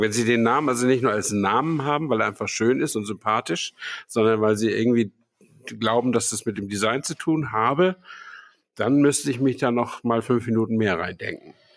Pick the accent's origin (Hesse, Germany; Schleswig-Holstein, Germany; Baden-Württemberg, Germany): Schleswig-Holstein, Germany; Flensburg; moved away; ich war ja in Flensburg, in meiner Heimat.